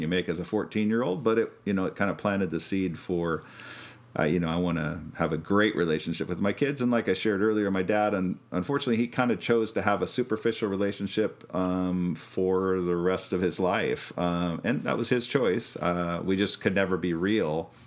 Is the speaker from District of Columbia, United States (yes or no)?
no; Kansas, United States; we're from Kansas originally, and you know, farm work